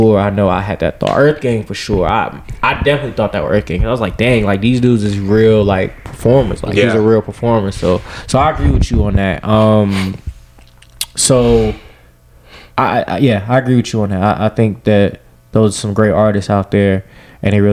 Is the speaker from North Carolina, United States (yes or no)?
yes; Creedmoor, North Carolina, United States; also born or lived in Greensboro; my hometown